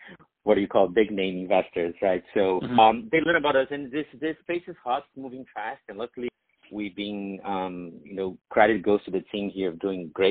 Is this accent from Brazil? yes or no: yes; Brazil; moved away; I grew up in Brazil